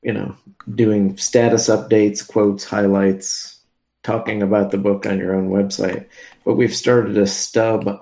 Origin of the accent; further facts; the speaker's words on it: Pasadena, California, United States; my hometown of Pasadena